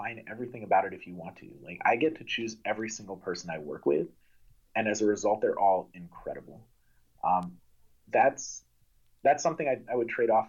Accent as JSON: {"language": "English", "town": "Amherst", "region": "Massachusetts", "country": "United States", "tie": "born or raised there", "said": "I grew up in Amherst, Massachusetts, that has a phenomenal public education system"}